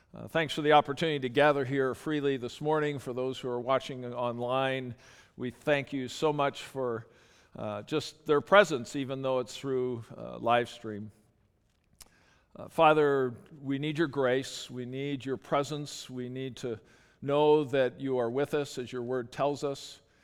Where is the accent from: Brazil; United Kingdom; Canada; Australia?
Canada; I'm Canadian